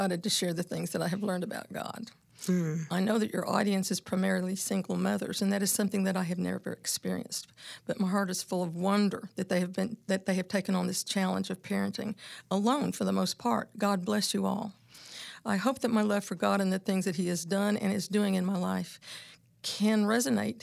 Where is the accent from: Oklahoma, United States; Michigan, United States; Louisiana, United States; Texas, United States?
Oklahoma, United States; Oklahoma City; I was raised in South Oklahoma City